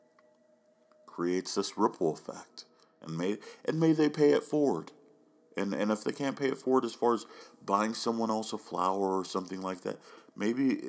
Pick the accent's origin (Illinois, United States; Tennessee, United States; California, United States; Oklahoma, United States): Oklahoma, United States; now in Oregon, United States; growing up in Oklahoma